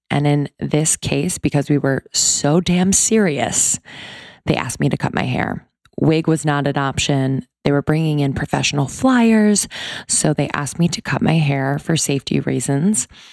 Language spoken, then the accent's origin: English; East Coast, United States; I grew up on the East Coast